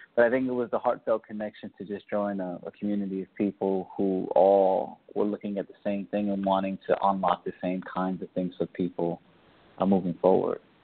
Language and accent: English; New York City, New York, United States; I grew up in the South Bronx.